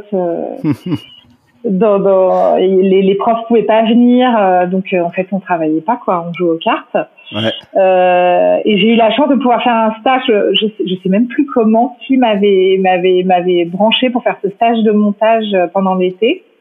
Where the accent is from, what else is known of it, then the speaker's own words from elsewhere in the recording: Paris, Île-de-France, France; moi j'ai grandi à Paris, euh, j'ai eu euh, euh, une scolarité assez normale, bourgeoise, rive gauche, montaigne